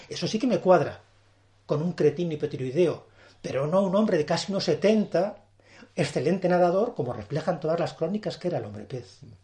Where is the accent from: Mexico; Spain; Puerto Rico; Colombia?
Spain; Burgos, Castile and León; yo soy un hombre de la meseta. Eh, hay que reconocerlo, soy, yo nací en Burgos